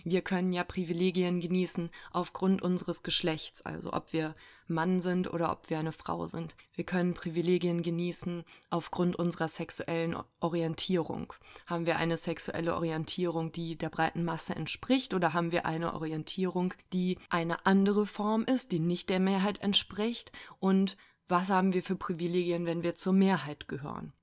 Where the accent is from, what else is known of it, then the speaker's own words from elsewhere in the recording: Cologne-Bonn area, North Rhine-Westphalia, Germany; now in Berlin, Germany; ich komme aus dem Köln-Bonner Raum ursprünglich